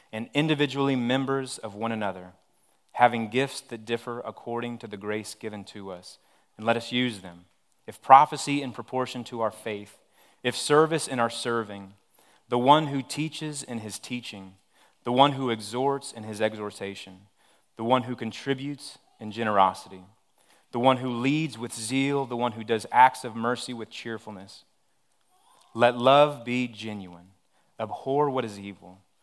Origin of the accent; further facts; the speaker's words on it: Odessa, Texas, United States; moved away; I'm originally from Odessa, Texas.